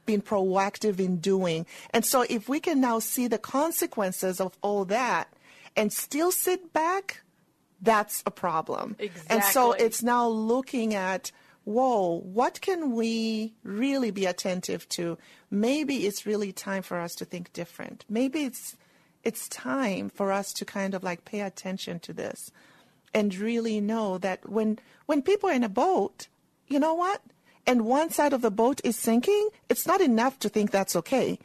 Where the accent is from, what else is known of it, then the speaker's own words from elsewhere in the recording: Zambia; moved away as an adult; also born or lived in England; now in United States; I was born and raised in Zambia